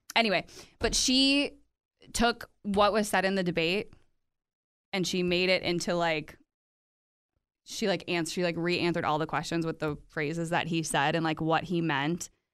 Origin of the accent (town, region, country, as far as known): United States